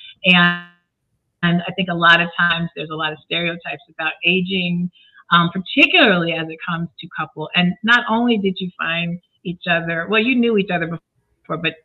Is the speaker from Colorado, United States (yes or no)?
yes; Colorado, United States; I'm from Colorado